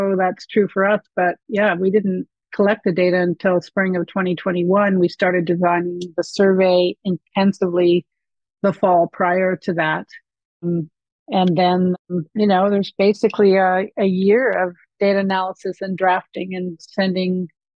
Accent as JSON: {"language": "English", "country": "Canada", "said": "to me being very Canadian."}